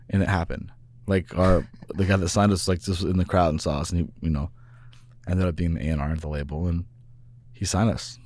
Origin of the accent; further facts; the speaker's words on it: Kansas City, Missouri, United States; moved away; also born or lived in Venice Beach, California; I grew up in Kansas City